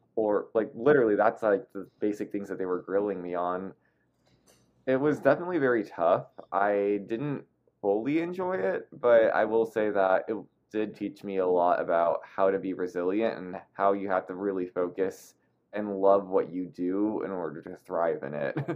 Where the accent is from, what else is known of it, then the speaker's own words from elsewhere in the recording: Torrance, California, United States; also born or lived in Taipei, Taiwan; I grew up in a suburb called Torrance